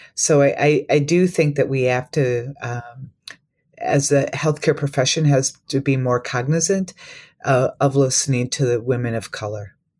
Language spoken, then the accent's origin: English; Minneapolis–Saint Paul, Minnesota, United States; moved away as an adult; also born or lived in Wisconsin / Tennessee / Iowa; I grew up in Minnesota, um, but I'm from the Twin Cities